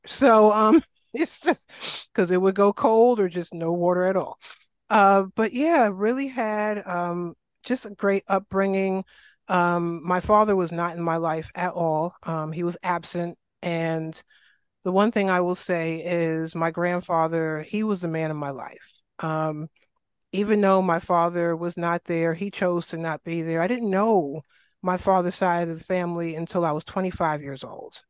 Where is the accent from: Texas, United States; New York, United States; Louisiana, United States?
New York, United States; New York City; accent: New York; moved away; I grew up in South Jamaica, Queens, shout out to Southside Queens